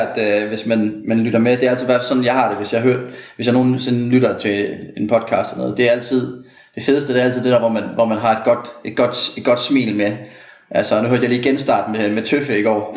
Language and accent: Danish; Aarhus, Central Denmark Region, Denmark; moved away as an adult; also born or lived in United States; jeg er jo født og opvokset i Aarhus, 8K